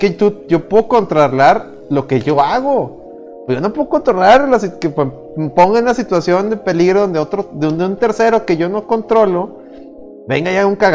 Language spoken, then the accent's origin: Spanish; Mexico; Es mi derecho como mexicano.